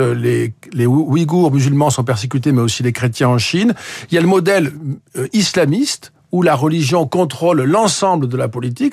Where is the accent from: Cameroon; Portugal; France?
France; je suis français